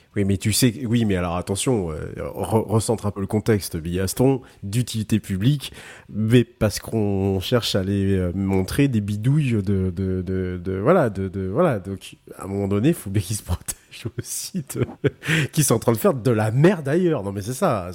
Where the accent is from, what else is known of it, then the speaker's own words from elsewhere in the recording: Brittany, France; chez nous en Bretagne